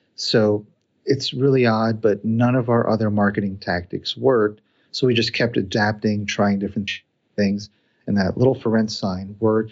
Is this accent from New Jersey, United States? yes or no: yes; New Jersey, United States; moved away as an adult; also born or lived in Indiana / Cincinnati, Ohio; I was born and raised in New Jersey, went to school in Indiana, got a job in Cincinnati